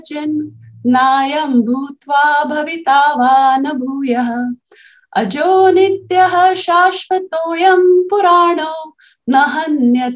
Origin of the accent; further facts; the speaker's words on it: Indore, Madhya Pradesh, India; moved away; I grew up in Maharashtrian family in Indore